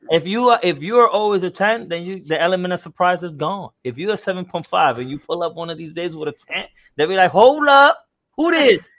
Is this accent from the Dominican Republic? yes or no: yes; Dominican Republic; In DR, you know, you know where I'm from, in, in, in my in my hometown in DR